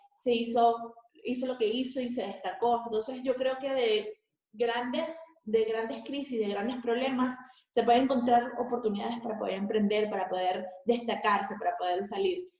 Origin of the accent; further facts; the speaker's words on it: Venezuela; moved away; nosotros que somos venezolanos